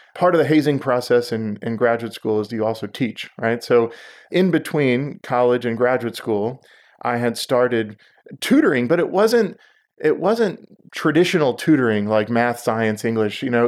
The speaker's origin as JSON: {"language": "English", "town": "Houston", "region": "Texas", "country": "United States", "tie": "born or raised there", "also_born_or_lived": "Israel", "said": "I grew up in Houston"}